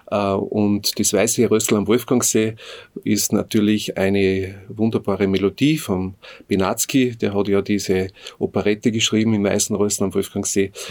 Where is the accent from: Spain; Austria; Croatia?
Austria; Hohenzell / Höhenhardt, Innviertel, Upper Austria; now in Bad Goisern, Austria; ich komme aus dem Innviertel, ganz genau aus Höhenhardt. Das ist eigentlich eine Skispringer-Hochburg.